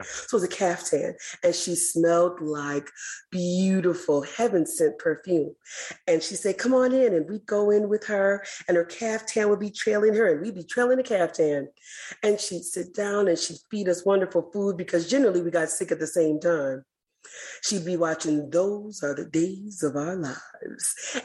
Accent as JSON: {"language": "English", "town": "Milwaukee", "region": "Wisconsin", "country": "United States", "tie": "born or raised there", "said": "I grew up in Hillside, Lapham Park, Lisbon Square, 22nd and Center, 27th and Galena."}